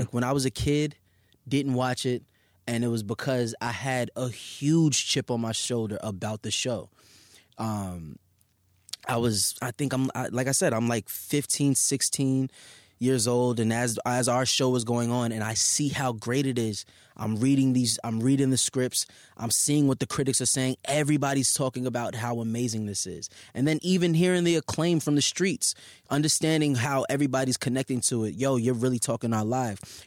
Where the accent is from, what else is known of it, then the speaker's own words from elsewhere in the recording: New York City, New York, United States; Staten Island